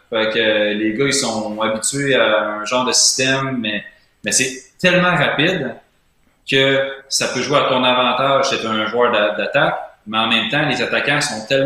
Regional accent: Quebec, Canada; En tant que Québécois

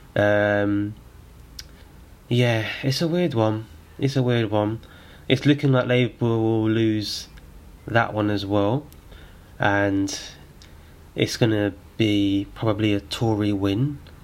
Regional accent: London, United Kingdom; I'm from Islington

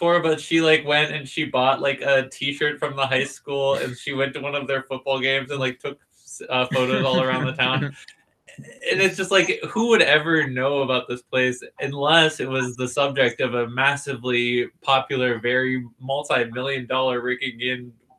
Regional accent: Pittsburgh, Pennsylvania, United States; if I'm from Pittsburgh

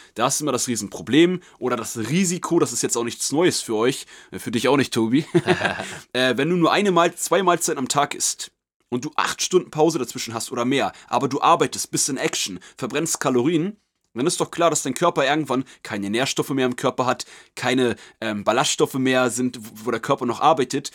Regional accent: Germany; wir sind Deutsche

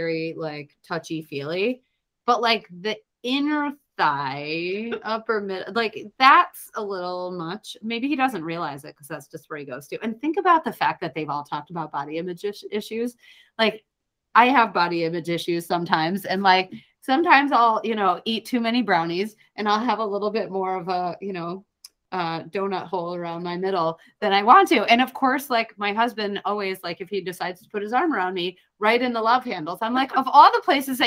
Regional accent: Florida, United States; moved away; I grew up in Florida

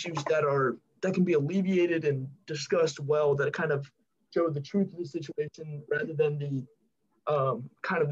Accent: California, United States; moved away as an adult; now in Memphis, United States; my home state's California

